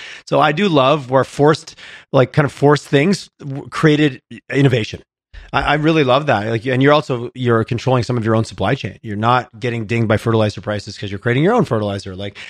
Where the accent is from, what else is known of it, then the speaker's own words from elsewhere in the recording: Quebec, Canada; What's interesting, growing up in Southern Quebec, like I said, the standard footprint of a farm, which has grown, but it was 100 acres.